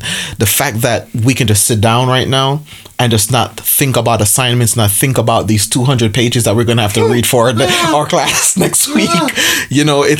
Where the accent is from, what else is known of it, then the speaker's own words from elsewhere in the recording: New York City, New York, United States; moved away as an adult; also born or lived in Jamaica; now in Berrien Springs, United States; I am also from Brooklyn, born in Jamaica as well